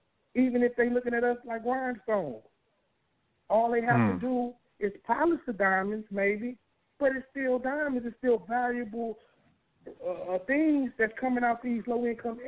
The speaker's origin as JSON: {"language": "English", "town": "Beaumont", "region": "Texas", "country": "United States", "tie": "born or raised there", "said": "growing up in Northridge Manor, you know, it was hard"}